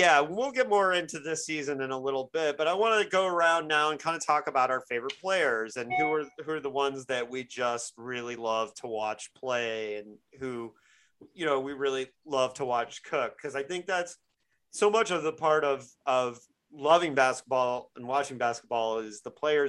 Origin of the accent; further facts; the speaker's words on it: Bloomington, Indiana, United States; moved away as an adult; now in Portland, United States; I'm from Bloomington, Indiana. My dad was a professor at Indiana University